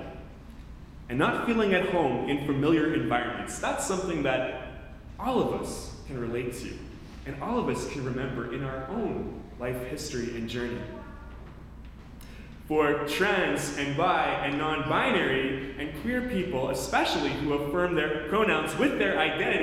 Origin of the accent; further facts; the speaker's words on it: Canada; moved away as an adult; also born or lived in Chicago; I was from Canada